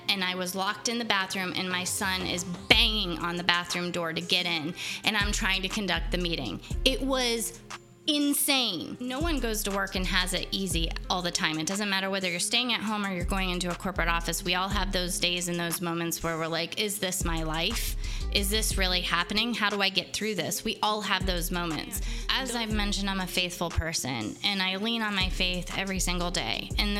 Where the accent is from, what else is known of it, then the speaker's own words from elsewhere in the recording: Florida, United States; also born or lived in Beaver; And then we grew up in Florida. We started in Jacksonville and went all the way down to the southern tip of Key West.